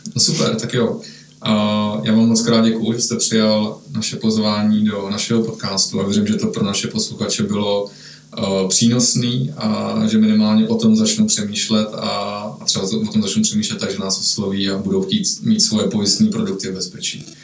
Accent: Czechia; že jsme Češi

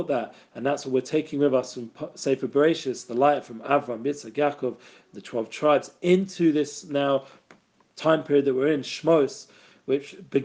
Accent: England, United Kingdom; I grew up in England

